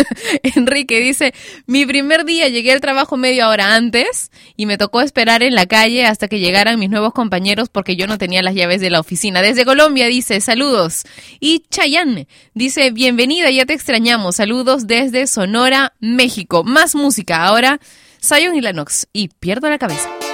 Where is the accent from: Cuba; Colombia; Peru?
Peru; mi país, Perú